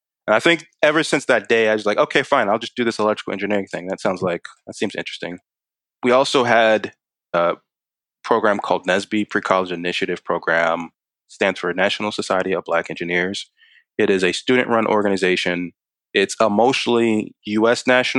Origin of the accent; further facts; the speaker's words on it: Maryland, United States; also born or lived in Kansas / Hawaii; I was born in Kansas, but I wasn't there very long. I was there a couple of months, then was in Hawaii for a few years. So I actually remember Hawaii. And then came to Maryland after that.